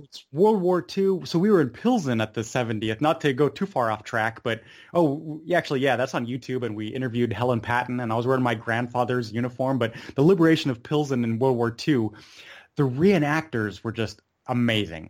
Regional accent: Munich, Bavaria, Germany; I grew up in Munich.

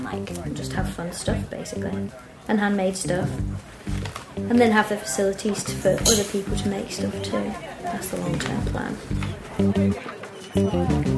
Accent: Manchester, North West England, United Kingdom; moved away as an adult; now in Bristol, United Kingdom; So, I'm originally from Manchester, and I moved down to Bristol maybe, like, 4 or 5 years ago.

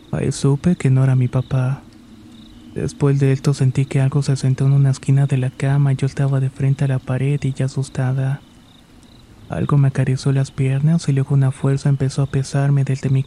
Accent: Catapilco, Valparaíso, Chile; recuerdo que soy de Catapilco, una pequeña localidad en la región de Valparaíso, Chile.

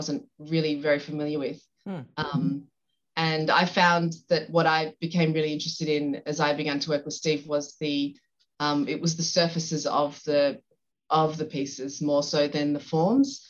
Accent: Sydney, New South Wales, Australia; also born or lived in Ballinskelligs, County Kerry, Ireland; now in Ireland; I'm from Sydney, Australia, and I went to art college in Sydney

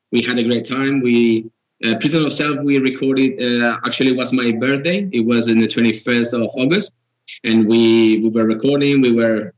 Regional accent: Girona, Catalonia, Spain; we are from Girona, which is a different area

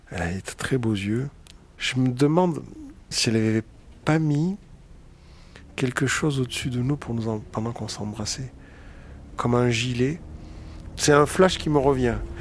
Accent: Marseille, Provence-Alpes-Côte d'Azur, France; moved away as an adult; now in Paris, France; je viens de Marseille, où j'ai passé les 20 premières années de ma vie

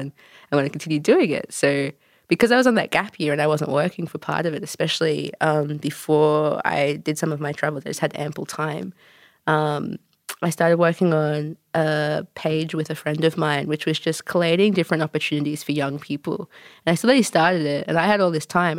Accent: Wagga Wagga, New South Wales, Australia; moved away as an adult; also born or lived in Canada / New Zealand; now in Melbourne, Australia; I'm Canadian-born, wagga-wagga raised, but I've been living in Melbourne for, gosh, uh, about four years

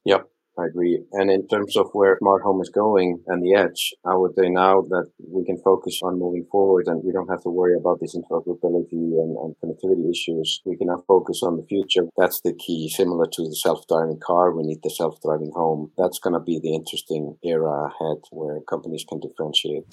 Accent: Iceland; first language Icelandic; English is a second language; My native language is Icelandic. I prefer to speak Icelandic if I meet an Icelandic person

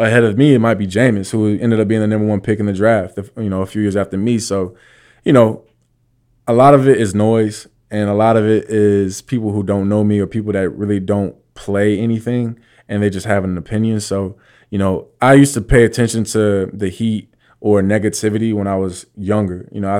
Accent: East Coast, United States; I obviously heard of it, but I'm from the East Coast.

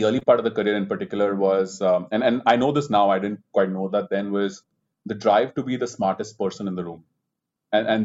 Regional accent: India; moved away as an adult; also born or lived in London; although I'm an Indian and, you know, I spent all my life in India, I never worked in India before

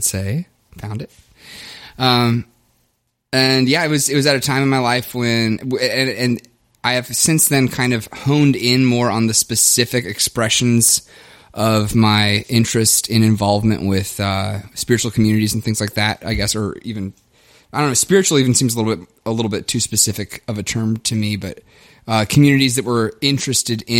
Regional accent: Oldham County, outside Louisville, Kentucky, United States; accent: southern; now in St. Paul, United States; I grew up in Kentucky, in a rural area, Oldham County, just outside of Louisville.

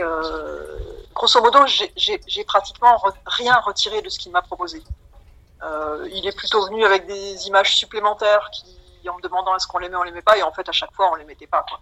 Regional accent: Metz, Grand Est, France; je suis originaire de Metz

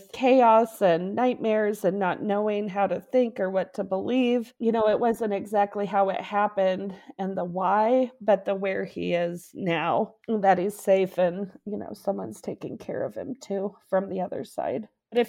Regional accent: Aurora, Colorado, United States; from Aurora, Colorado.

